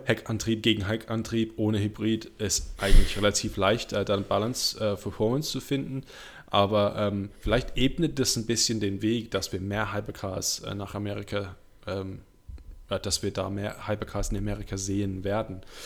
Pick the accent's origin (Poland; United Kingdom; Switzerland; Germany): United Kingdom; Kenilworth, West Midlands; German is a second language; moved away; da, wo ich herkomme, das ist eine kleine Stadt äh, in der Nähe von Birmingham, Coventry, heißt Kenilworth. Äh, da bin ich äh, aufgewachsen